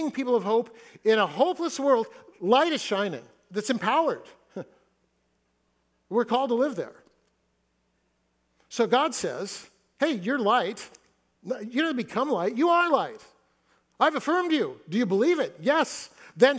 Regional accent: Fresno, California, United States; moved away as an adult; now in Seattle, United States; I grew up in Fresno

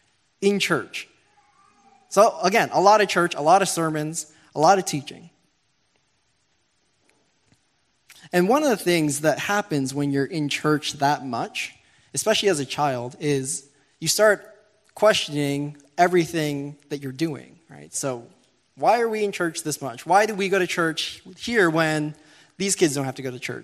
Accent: Toronto, Ontario, Canada; moved away; Growing up in the Pentecostal Assemblies of Canada, I'm from Toronto. I went to church a lot

